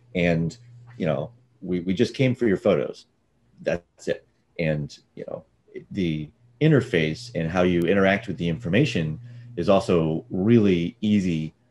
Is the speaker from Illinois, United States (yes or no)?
no; Austin, Texas, United States; also born or lived in Dallas / San Francisco; now in Santa Barbara, United States; I was born in Dallas and raised in Austin